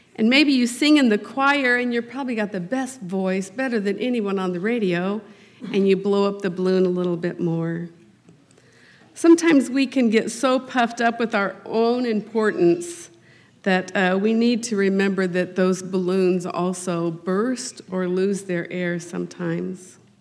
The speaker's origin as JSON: {"language": "English", "town": "Harrisonville", "region": "Missouri", "country": "United States", "tie": "born or raised there", "said": "I was raised in Harrisonville, Missouri, so just uh, southeast of here"}